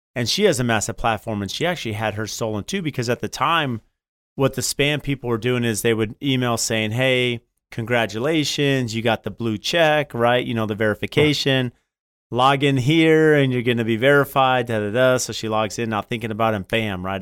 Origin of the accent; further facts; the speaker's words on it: San Diego, California, United States; now in Phoenix, United States; I grew up in San Diego, been in Phoenix